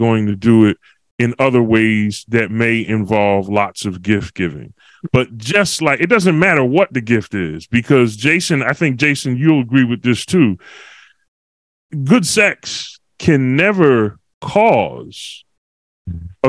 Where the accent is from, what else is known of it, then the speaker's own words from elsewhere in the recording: Philadelphia, Pennsylvania, United States; now in Walla Walla, United States; I'm from Philly, but I'm living in the boondocks, as they say